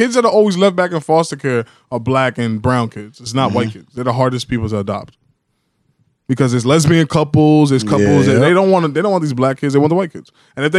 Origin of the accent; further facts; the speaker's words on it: United States; also born or lived in Caribbean (parents); I'm an American through and through, but my parents are Caribbean, so I consider myself both.